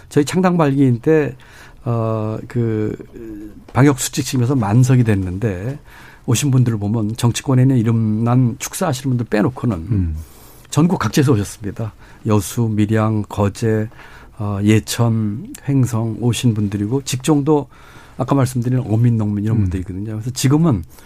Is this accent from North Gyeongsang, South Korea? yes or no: no; Gwangju, Gyeonggi Province, South Korea; also born or lived in Cheonggyecheon, Seoul; 중학교 때부터 청계천 무허가 판잣집에 살았고요. 음. 그게 철거돼서는 경기도 광주에 강제지대 천막집에서 살면서 중학교 고등학교를 다녔습니다